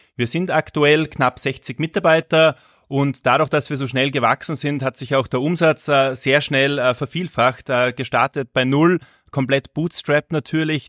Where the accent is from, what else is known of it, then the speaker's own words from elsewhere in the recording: Salzburg, Austria; also born or lived in Asia / Latin America; Ich komme aus Salzburg, das hört man, bin aus Österreich.